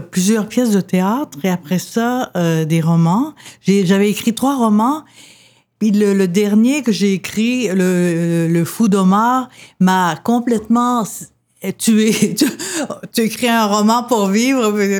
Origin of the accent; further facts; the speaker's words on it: Quebec, Canada; also born or lived in Lebanon; je suis Québécoise, je suis plus Québécoise que beaucoup de monde